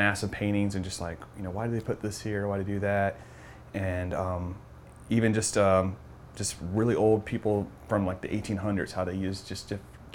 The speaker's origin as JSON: {"language": "English", "region": "Georgia", "country": "United States", "also_born_or_lived": "Tampa, Florida", "moved": "yes", "lives_now": "Lakeland, United States", "said": "I moved here from Tampa, but I'm from Georgia, but been in Lakeland for 10 years now."}